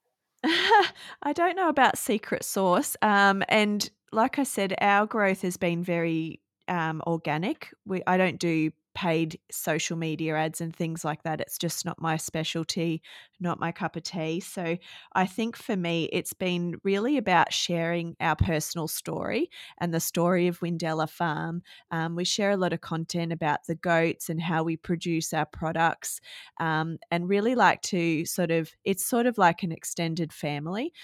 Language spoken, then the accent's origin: English; Gold Coast, Queensland, Australia; moved away as an adult; now in Cohuna, Australia; I was born and bred on the Gold Coast and lived there for my, the first thirty years of my life